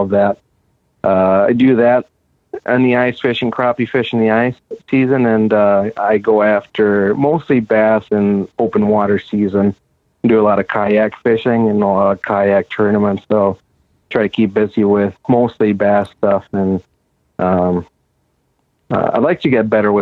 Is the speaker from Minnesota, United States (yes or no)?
yes; Chatfield, Minnesota, United States; I grew up here in Chatfield